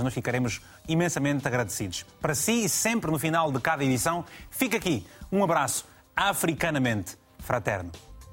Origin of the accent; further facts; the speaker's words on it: Malanje, Angola; now in Portugal; a partir da província de Malange, da minha terra querida. Angola, Malange